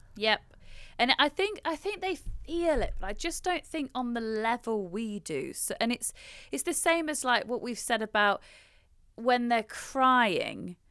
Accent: United Kingdom; as a British person

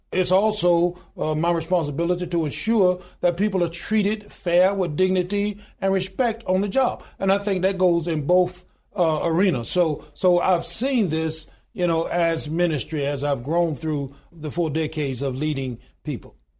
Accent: Goodwater, Alabama, United States; I was born in a little small town in Goodwater, Alabama, population twelve hundred and ninety-two today

